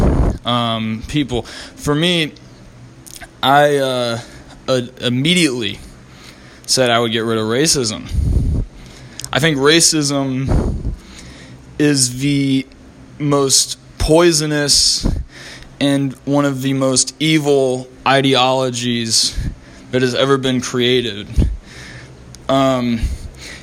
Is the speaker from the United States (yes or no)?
yes; Columbus, Ohio, United States; my hometown, Columbus, Ohio